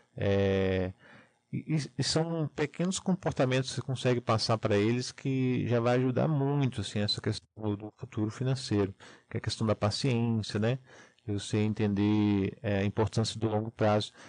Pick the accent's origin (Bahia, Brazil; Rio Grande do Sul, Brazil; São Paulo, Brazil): Bahia, Brazil; Salvador; now in Curitiba, Brazil; eu não sou aqui de Curitiba, né? É, eu sou de Salvador, Bahia, moro aqui já há 12 anos